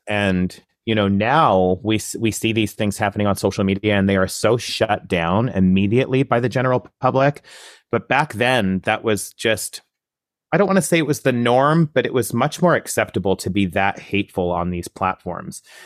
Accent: Coaldale, Alberta, Canada; now in Toronto, Canada; I grew up in Southern Alberta, really, really small town, uh, conservative, um, environment, a town called Coldale

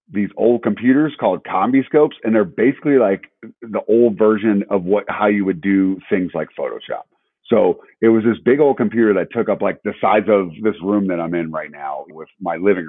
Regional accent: Chicago suburbs, Illinois, United States; moved away; I was from Chicago. So, you know, even though, whatever, I'm from the suburbs

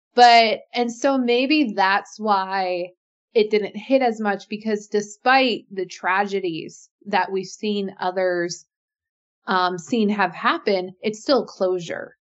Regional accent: Alaska, United States; I grew up in Alaska

